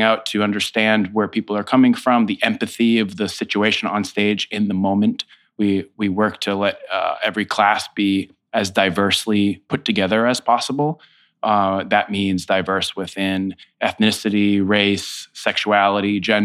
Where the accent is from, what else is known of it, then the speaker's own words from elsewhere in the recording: Foxborough, Massachusetts, United States; moved away as an adult; now in New York City, United States; I grew up in Foxborough, Massachusetts